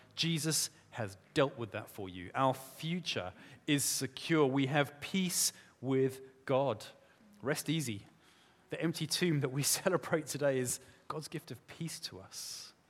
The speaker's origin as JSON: {"language": "English", "country": "South Africa", "tie": "born or raised there", "moved": "yes", "said": "I grew up in South Africa. We say it differently there"}